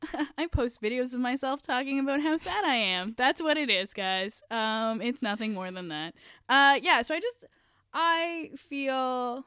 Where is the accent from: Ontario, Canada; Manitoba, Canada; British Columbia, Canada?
Ontario, Canada; Kawartha Lakes; And I grew up in the Kawartha Lakes, so I get it.